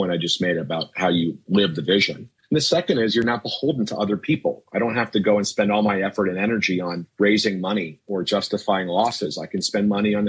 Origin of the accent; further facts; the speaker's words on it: Cincinnati, Ohio, United States; I was born in Cincinnati